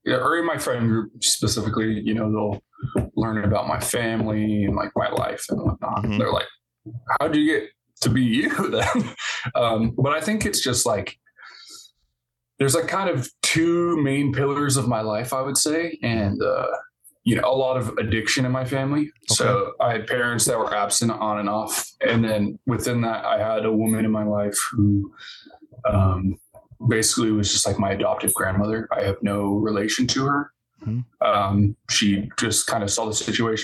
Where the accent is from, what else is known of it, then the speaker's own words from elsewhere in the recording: Rogue River, Oregon, United States; now in Portland, United States; I grew up in Rogue River, Oregon